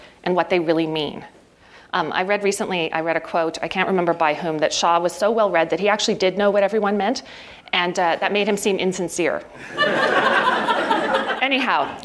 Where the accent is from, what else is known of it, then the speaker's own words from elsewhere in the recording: Ottawa, Ontario, Canada; I grew up in Ottawa, the most passive-aggressive place in the universe.